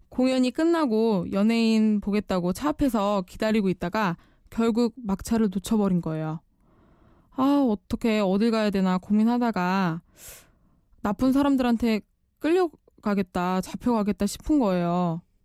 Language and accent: Korean; Chuncheon, Gangwon, South Korea; moved away as an adult; 원래 집이 춘천입니다. 닭갈비로 유명한 강원도 춘천. 아시죠? 대학 시절 때부터 이제 자취를 시작했지만 대부분의 학창 시절을 춘천에서 보냈거든요.